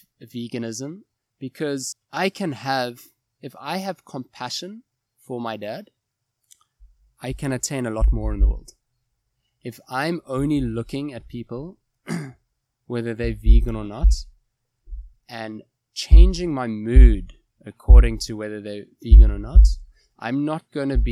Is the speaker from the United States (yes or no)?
no; Cape Town, Western Cape, South Africa; moved away as an adult; also born or lived in Johannesburg / Kuwait; I was moved back to Cape Town, back to my hometown from Joburg